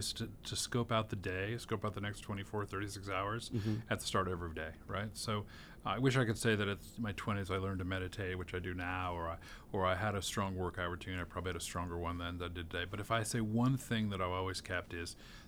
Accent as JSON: {"language": "English", "region": "California", "country": "United States", "tie": "born or raised there", "also_born_or_lived": "Washington, D.C.", "moved": "as an adult", "lives_now": "Chicago, United States", "said": "my history is California born and raised, went to UCLA."}